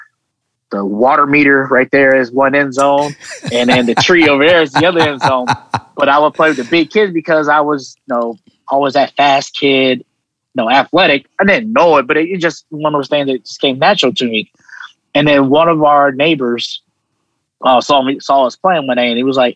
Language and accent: English; Westerville, Ohio, United States; moved away as an adult; also born or lived in Columbus, Ohio; born in Columbus, Ohio, but raised in a town called Westerville, which is a suburb of Columbus.